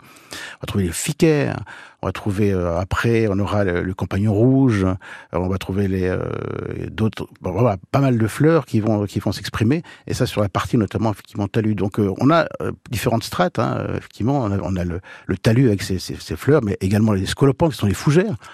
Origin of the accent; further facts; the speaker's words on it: Manche, Normandy, France; Chez nous, dans la Manche